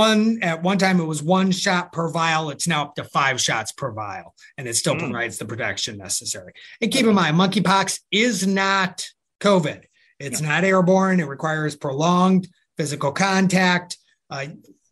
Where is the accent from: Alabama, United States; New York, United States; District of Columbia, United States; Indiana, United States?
New York, United States; upstate; growing up in upstate New York, real upstate, like near Canada, upstate